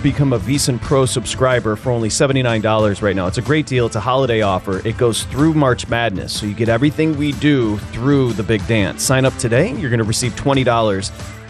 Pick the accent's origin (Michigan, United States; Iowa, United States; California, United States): Michigan, United States; it's not because I'm from Michigan. I'm not biased. I'm not talking about Detroit because, you know, I'm from there.